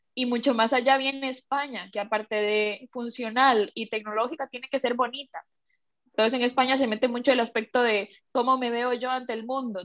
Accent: Costa Rica; moved away as an adult; also born or lived in Shanghai, China / Bilbao, Spain / Seattle, United States; now in Madrid, Spain; yo que soy de Costa Rica

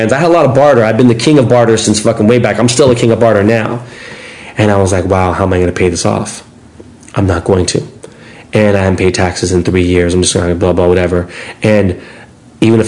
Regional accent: Los Angeles, California, United States; I'm an LA kid

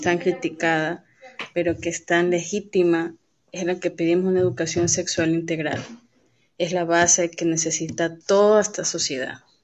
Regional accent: Guayaquil, Guayas, Ecuador; now in Riobamba, Ecuador; soy guayaquileña en nacimiento, pero vivo muchos años en Riobamba

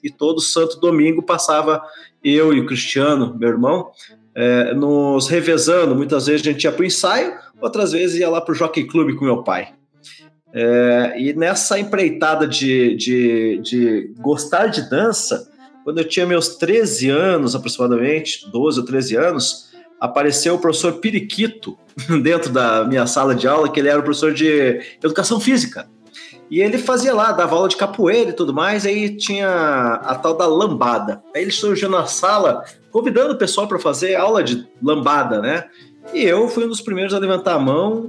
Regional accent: Curitiba, Paraná, Brazil; also born or lived in Icaraíma, Paraná; Eu sou curitibano, sim, porque estou aqui há 42 anos. No entanto, eu nasci numa cidade chamada Icaraíma, que fica no Paraná, que faz divisa lá com Mato Grosso do Sul e Paraguai. Mas como eu vim muito cedo para Curitiba, me considero curitibano sim

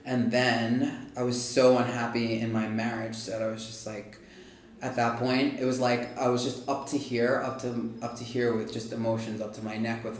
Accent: Long Island, New York, United States; I'm from Long Island, New York.

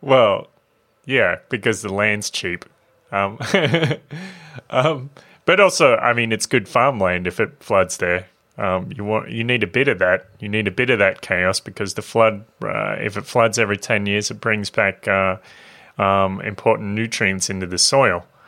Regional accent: Australia; born or raised there

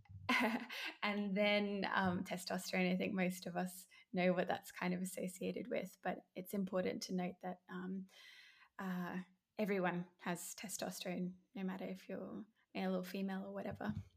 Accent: Brisbane, Queensland, Australia; I'm from Brisbane, Australia

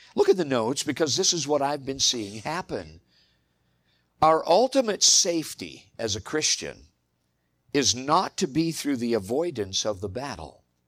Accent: United States; as American believers

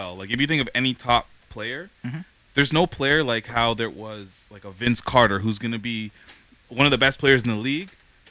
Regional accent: Toronto, Ontario, Canada; We grew up in York region, Toronto, so we know what he's been capable of.

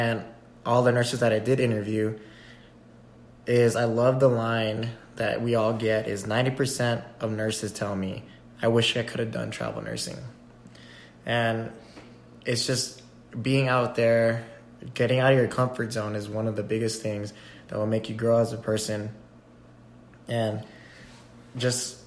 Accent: Texas, United States; moved away as an adult; My friends I grew up with live in Texas.

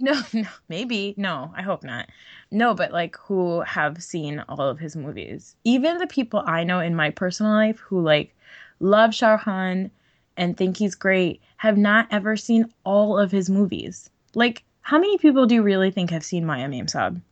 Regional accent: New Jersey, United States; growing up in New Jersey

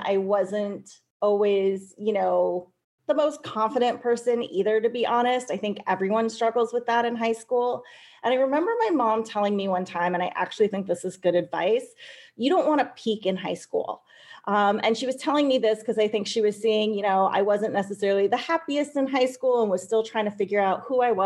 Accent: California, United States; moved away as an adult; I came from California

